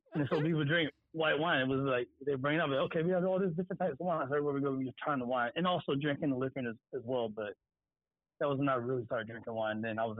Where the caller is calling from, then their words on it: Delaware, United States; I'm calling from Delaware right now.